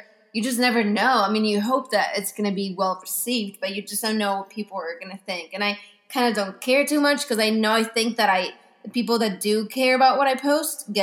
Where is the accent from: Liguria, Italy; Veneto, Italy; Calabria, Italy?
Veneto, Italy; Venice; moved away; also born or lived in Milan, Italy; I was born and raised in Italy. I was born in Venice, moved to Milan, went to college there